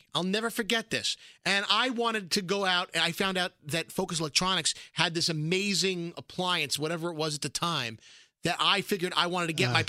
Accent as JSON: {"language": "English", "town": "New York City", "region": "New York", "country": "United States", "tie": "born or raised there", "said": "I grew up in Brooklyn, which was adjacent to a Jewish neighborhood"}